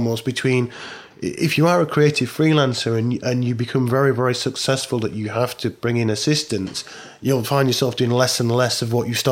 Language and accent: English; Barnsley, Yorkshire and the Humber, United Kingdom; my hometown of Barnsley in South Yorkshire